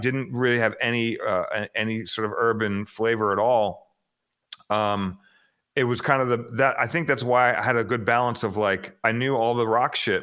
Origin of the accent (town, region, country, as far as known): Phoenix, Arizona, United States; born or raised there; also born or lived in Queens, New York